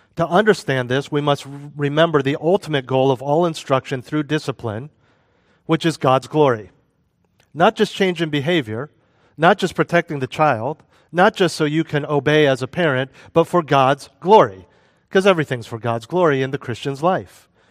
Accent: United States; moved away; also born or lived in Europe; When I was living as an American expatriate in Europe

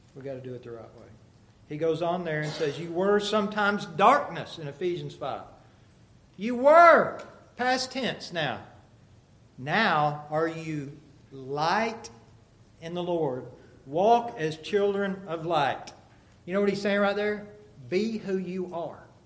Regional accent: United States; moved away; we'd fly into Dallas and drive to Amarillo up to my hometown, and it's just flat.

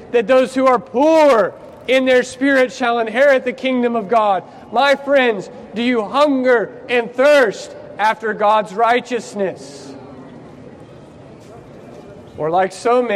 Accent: United States; moved away; I'm from America

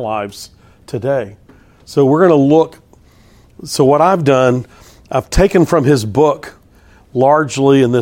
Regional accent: Texas, United States; I'm from Texas

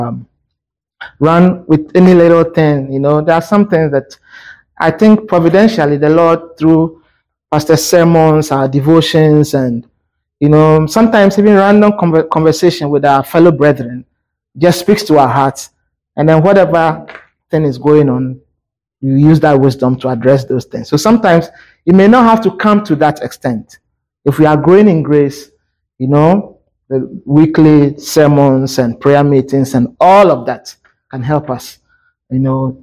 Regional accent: Ghana; I come from Ghana

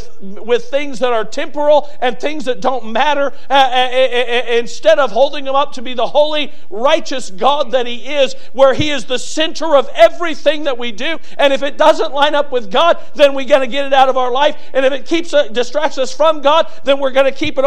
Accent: United States; being an American

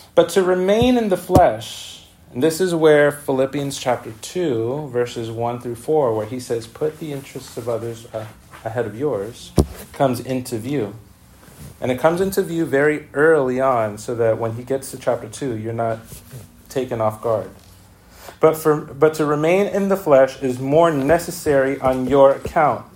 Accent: New York City, New York, United States; we grew up with in the Bronx

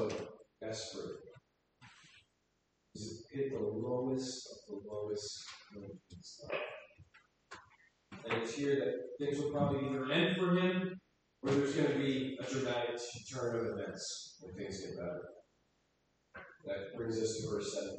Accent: New York City, New York, United States; moved away; I grew up in Brooklyn, so very exposed to the Jewish culture

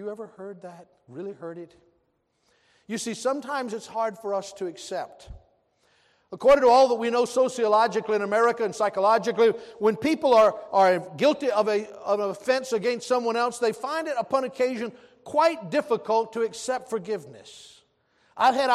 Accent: American South, United States; I'm also proud to be a Southerner

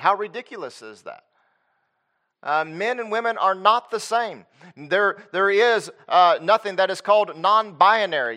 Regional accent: Lexington, North Carolina, United States; moved away as an adult; now in Texas, United States; I grew up in Lexington, North Carolina

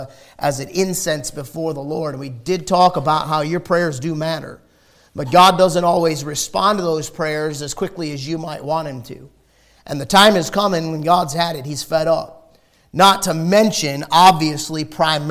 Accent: United States; we're Americans

